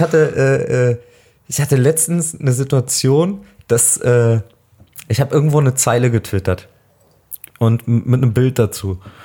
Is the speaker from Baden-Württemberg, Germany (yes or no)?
no; Nienburg, Lower Saxony, Germany; ich bin aufgewachsen in der Nähe von Hannover, in Nienburg an der Weser